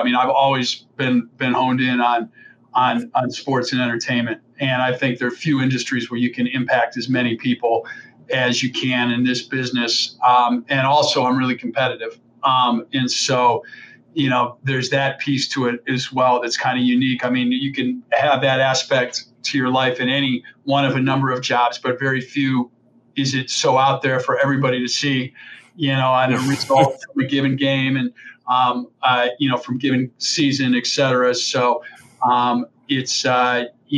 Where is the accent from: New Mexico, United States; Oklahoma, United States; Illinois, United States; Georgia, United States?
Illinois, United States; Chicago; also born or lived in New York; now in Portland, United States; I grew up in the Chicago area through most of my younger life